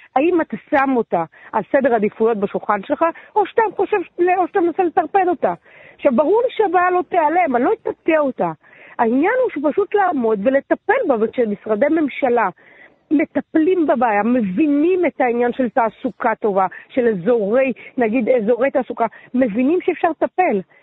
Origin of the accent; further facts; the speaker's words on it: Netanya, Central District, Israel; also born or lived in Ra'anana; now in Tel Aviv, Israel; בעיקרון גדלתי בנתניה, אבל נולדתי ברעננה.